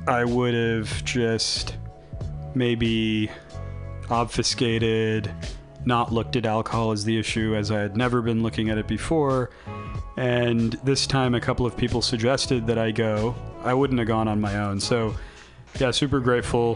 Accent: California, United States; moved away as an adult; I moved back to my home state. Oh, my home state of California.

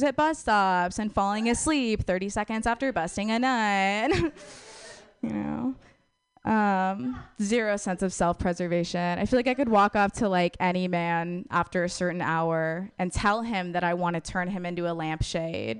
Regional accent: Wisconsin, United States; moved away; I'm from Wisconsin originally

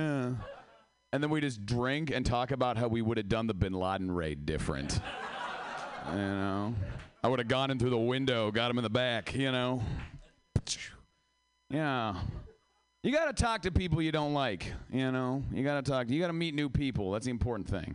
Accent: Seattle, Washington, United States; I am from Seattle

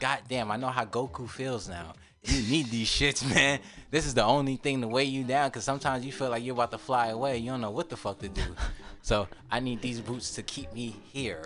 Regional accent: New York, United States; moved away; I'm from New York.

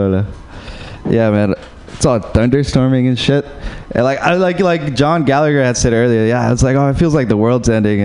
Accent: Uruguay; moved away; Yeah, I'm from Uruguay

